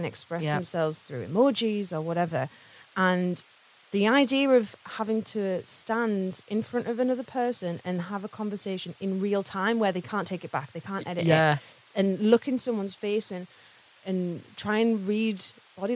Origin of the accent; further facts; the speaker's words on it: Carlisle, North West England, United Kingdom; moved away as an adult; now in North East England, United Kingdom; So I'm from Carlisle, just outside Carlisle originally